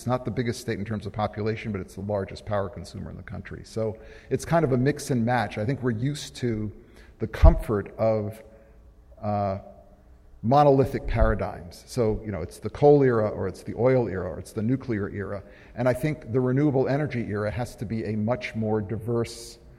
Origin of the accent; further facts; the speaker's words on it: Boston, Massachusetts, United States; my hometown, Boston